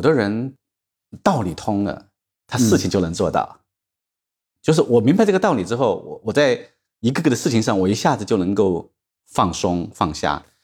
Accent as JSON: {"language": "Chinese", "country": "China", "said": "所以我们中国人常常讲"}